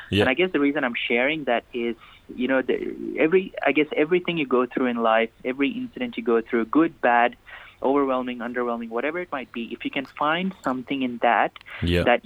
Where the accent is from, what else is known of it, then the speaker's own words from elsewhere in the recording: Nigeria; There was quite a significant Indian community. Um, and um, I went to an Indian school.